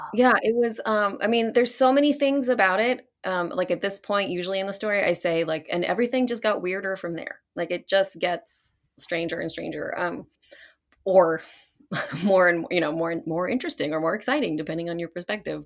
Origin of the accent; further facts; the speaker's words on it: Fairfax, Virginia, United States; I was actually born in Virginia, outside of Washington, D C, um, Fairfax Hospital